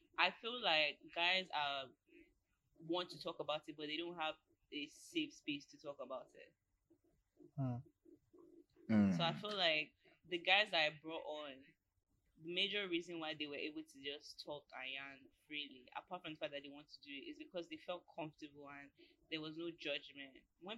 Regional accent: Nigeria; being Nigerian

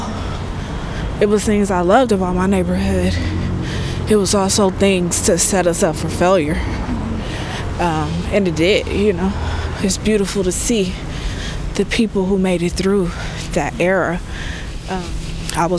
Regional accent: San Francisco, California, United States; also born or lived in Sacramento; I grew up here in this building here. That's my childhood home.

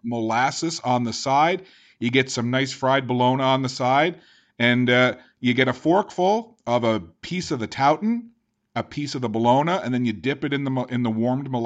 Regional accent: St. John's, Newfoundland and Labrador, Canada; moved away; I'm originally from St. John's in Newfoundland and Labrador.

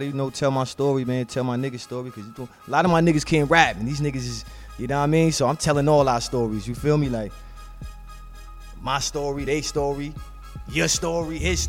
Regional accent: New York City, New York, United States; I'm from Far Rock.

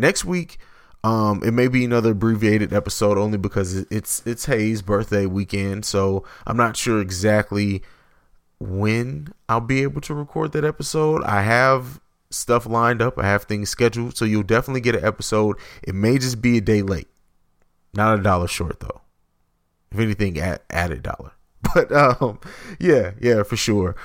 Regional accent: St. Louis, Missouri, United States; I'm not from East St. Louis, I'm from St. Louis

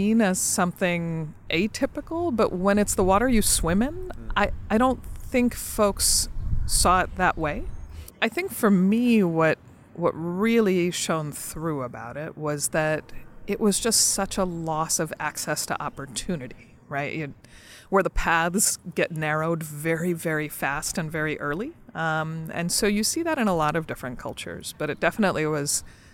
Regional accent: New Jersey, United States; they came to New Jersey, and I was born there.

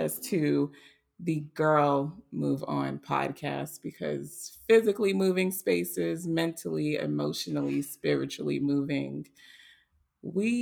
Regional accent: Boston, Massachusetts, United States; moved away as an adult; now in Atlanta, United States; I am originally from Boston, Massachusetts. I currently reside in Atlanta.

